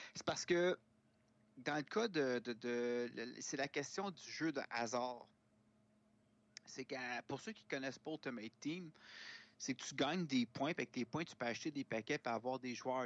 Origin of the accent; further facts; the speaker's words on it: Laval, Quebec, Canada; now in Montreal, Canada; dans le quartier où j'ai grandi, à Laval